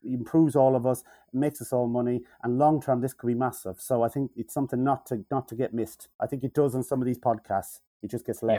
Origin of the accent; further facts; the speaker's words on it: Mayo, Connacht, Ireland; accent: nasally Mayo; my nasally Mayo voice